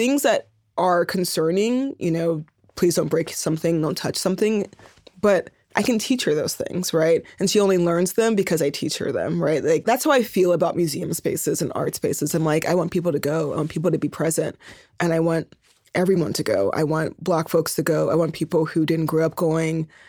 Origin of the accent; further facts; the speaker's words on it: Oakland, California, United States; moved away as an adult; also born or lived in Berkeley / New York; the Bay Area, I grew up in Oakland and Berkeley